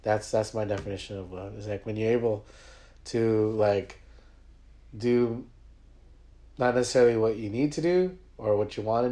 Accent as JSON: {"language": "English", "country": "Philippines", "said": "We're Filipino"}